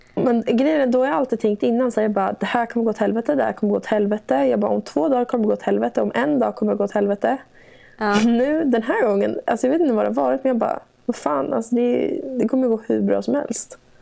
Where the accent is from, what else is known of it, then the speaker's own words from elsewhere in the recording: Gnesta, Södermanland, Sweden; also born or lived in Stockholm / Gothenburg; jag har aldrig någonsin känt mig hemma i Gnesta